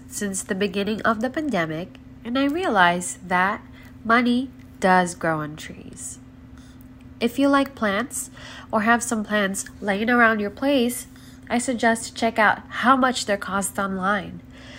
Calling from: Chino Hills, California, United States; I'm from Chino Hills, California.

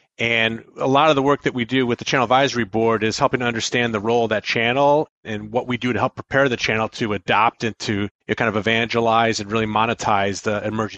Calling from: Buffalo, New York, United States; I am calling in from my home office in Buffalo, New York.

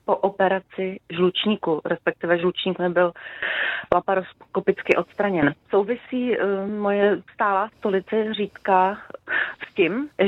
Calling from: Zlín Region, Czechia; jsem z Uhersko-Brodska, je mi 47 let a jsem epileptik.

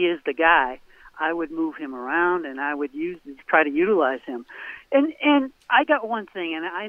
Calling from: Portland, Maine, United States; Hey, it's … Portland, Maine.

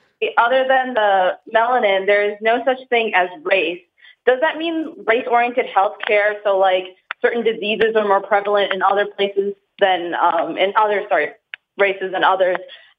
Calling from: Chicago, Illinois, United States; I'm calling from Chicago.

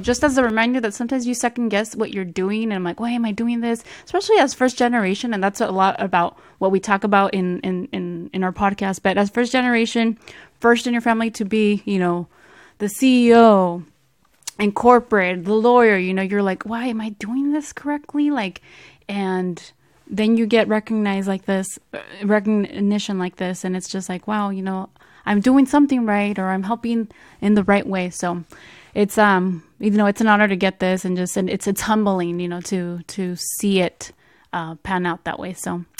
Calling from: San Francisco, California, United States; I am joining you from the Bay Area, from the city of San Francisco, to be exact.

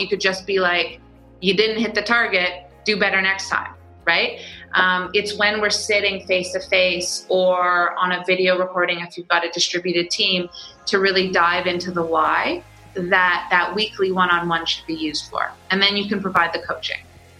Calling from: Toronto, Ontario, Canada; I'm downtown in the tech bubble of Toronto, Canada.

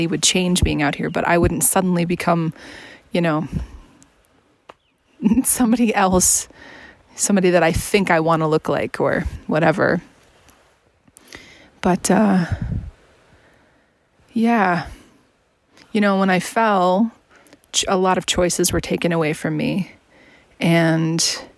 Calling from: Washington, United States; Hey there, it's …, and I'm checking in from the Mount Adams Wilderness. I'm, oh gosh, I don't know, 20 miles away from Trout Lake, something like that.

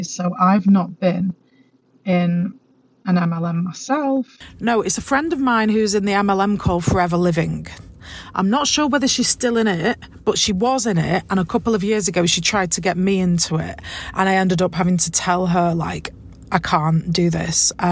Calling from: Manchester, North West England, United Kingdom; I'm listening in from Manchester, England.

